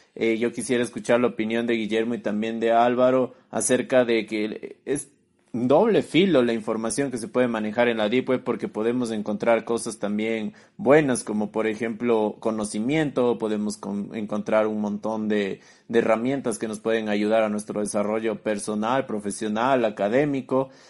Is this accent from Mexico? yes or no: no; Ecuador; decimos aquí en Ecuador